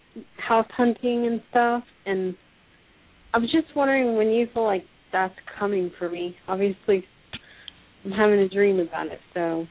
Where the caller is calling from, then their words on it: Florida, United States; I'm calling from Florida.